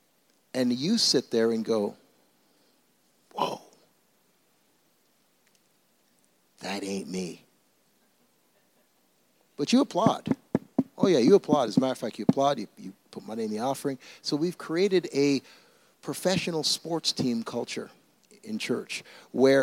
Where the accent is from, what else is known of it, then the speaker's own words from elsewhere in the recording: Canada; also born or lived in Toronto; now in Mississauga, Canada; I'm Canadian